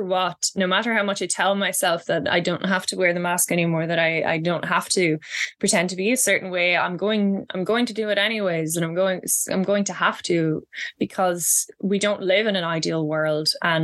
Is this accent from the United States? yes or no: no; Midlands, Ireland; accent: Midlands country accent; when I first went to college, I was made fun of for my you know, Midlands country accent. And this is the accent I use when I'm talking to people not from Ireland